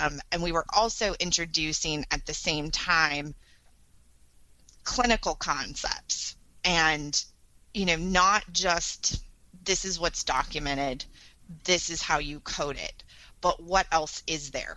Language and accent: English; Northern California, United States; this is my hometown where I grew up. And it was 130-bed small community hospital